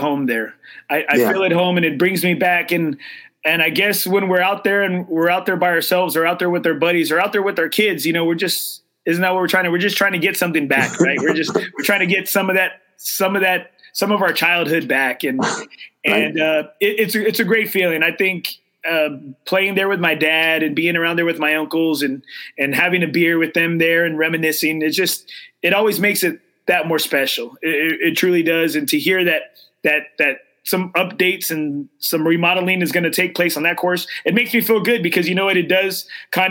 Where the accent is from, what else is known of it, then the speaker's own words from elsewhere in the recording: Corpus Christi, Texas, United States; now in San Antonio, United States; I'm originally from Corpus Christi.